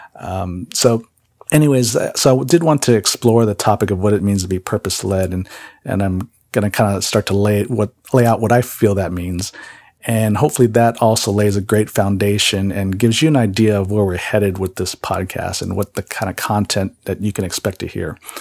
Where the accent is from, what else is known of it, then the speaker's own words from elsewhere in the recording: San Jose, California, United States; also born or lived in Kohala, Hawaii; I really did my growing up years really in San Jose, California. Um, that's where I grew up